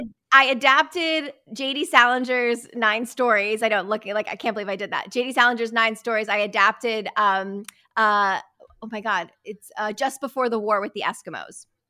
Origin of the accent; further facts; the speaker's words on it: Connecticut, United States; also born or lived in New York; I was born in New York and raised in Connecticut.